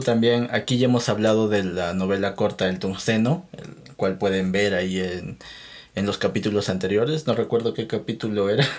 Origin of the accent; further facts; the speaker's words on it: Peru; yo no soy mexicano, yo soy peruano